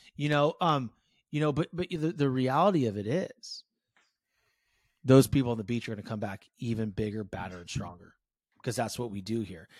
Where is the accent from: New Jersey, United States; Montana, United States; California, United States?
California, United States; San Francisco Bay Area; I grew up in the San Francisco Bay